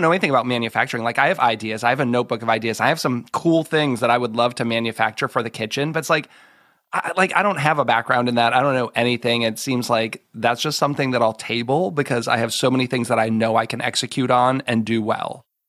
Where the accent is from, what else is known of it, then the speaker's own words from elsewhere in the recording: Marlborough, Massachusetts, United States; I'm a Boston g, like, I grew up in Massachusetts. Like, I'm from there